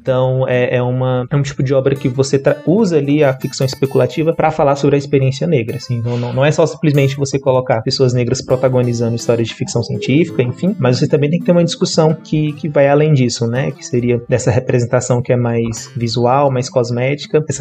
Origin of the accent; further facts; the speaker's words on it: Brasília, Federal District, Brazil; born there; eu nasci aqui em Brasília e a minha formação acadêmica é em letras.